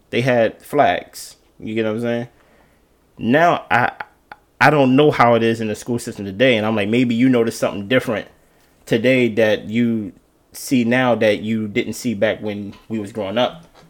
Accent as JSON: {"language": "English", "town": "Baltimore", "region": "Maryland", "country": "United States", "tie": "born or raised there", "also_born_or_lived": "Jersey City, New Jersey", "said": "I was born in Jersey City, New Jersey. I was raised here in Baltimore, off, off the Alameda."}